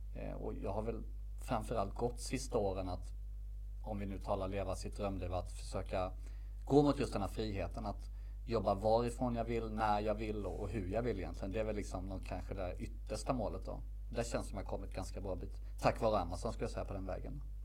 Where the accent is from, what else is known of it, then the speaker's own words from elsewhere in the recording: Värnamo, Jönköping County, Sweden; moved away as an adult; also born or lived in Stockholm; valde jag flytta hem från Stockholm till min hemstad Värnamo